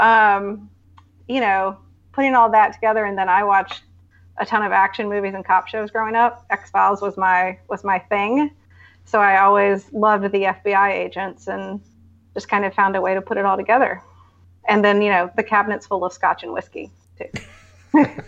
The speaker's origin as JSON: {"language": "English", "region": "North Carolina", "country": "United States", "tie": "born or raised there", "also_born_or_lived": "Silicon Valley", "moved": "as an adult", "lives_now": "San Francisco, United States", "said": "we were born and raised in North Carolina and then moved out here in about 14 years ago. So, to San Francisco."}